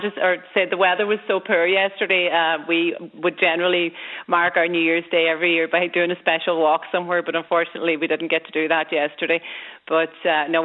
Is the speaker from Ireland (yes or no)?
yes; Pettigo, Ulster, Ireland; now in Killybegs, Ireland; I'm from Donegal